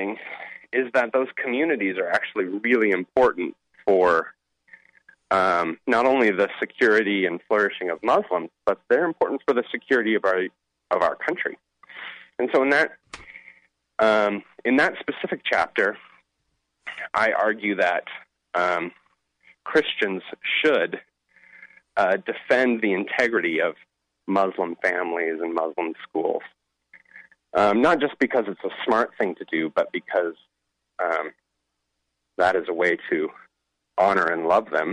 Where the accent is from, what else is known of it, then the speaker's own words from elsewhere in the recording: Seattle, Washington, United States; I'm actually from Seattle